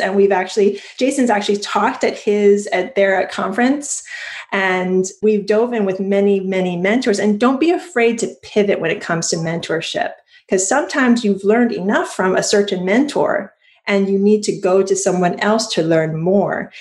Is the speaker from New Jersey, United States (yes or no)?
no; Hawaii, United States; I was born in Hawaii